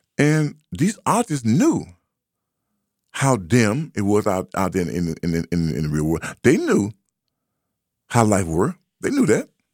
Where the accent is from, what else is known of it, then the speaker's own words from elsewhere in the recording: United States; I grew up up on Highland Street.